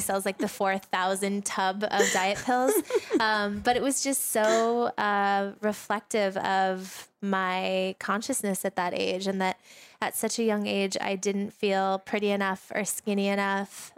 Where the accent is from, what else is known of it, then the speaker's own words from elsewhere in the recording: Sedona, Arizona, United States; We've known each other since we were kids, um, and we grew up together in Sedona, Arizona.